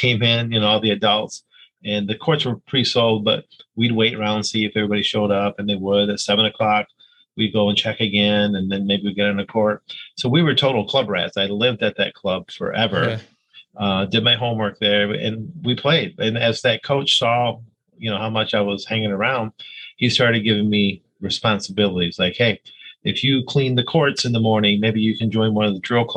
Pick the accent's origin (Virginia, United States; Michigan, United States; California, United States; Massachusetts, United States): Michigan, United States; Hudsonville; also born or lived in Havana, Cuba; we ended up in Hudsonville, Michigan, which is really here, Western Michigan